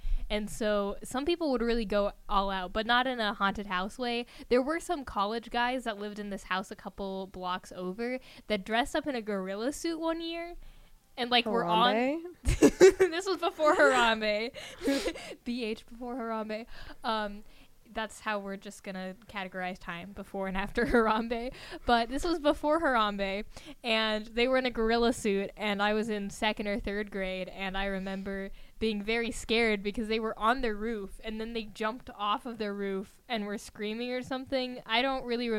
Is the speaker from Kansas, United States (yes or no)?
yes; Hays, Kansas, United States; I grew up in Hayes